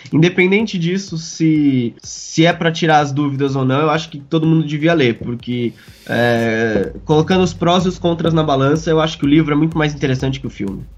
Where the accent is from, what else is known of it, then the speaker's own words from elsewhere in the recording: Mogi das Cruzes, São Paulo, Brazil; somos conterrâneos, viemos da mesma cidade